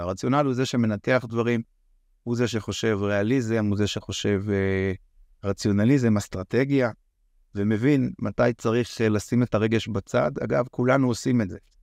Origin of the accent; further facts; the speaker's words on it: Israel; גדלתי ככה, כישראלי חופשי וגאה